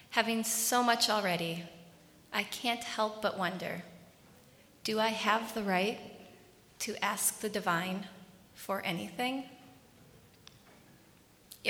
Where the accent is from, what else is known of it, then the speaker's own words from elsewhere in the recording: Minneapolis, Minnesota, United States; I was born in the Twin Cities to parents who are kind, thoughtful, and generous